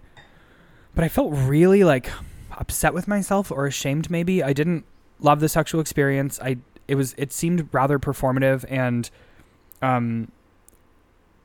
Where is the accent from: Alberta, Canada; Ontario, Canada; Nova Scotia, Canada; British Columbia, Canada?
Ontario, Canada; Sudbury; I'm from Sudbury, Ontario